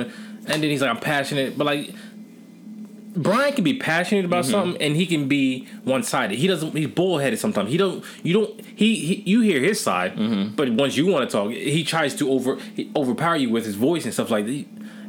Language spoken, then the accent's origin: English; Dover, Delaware, United States; because I'm from Dover. I mean, I was born and raised here.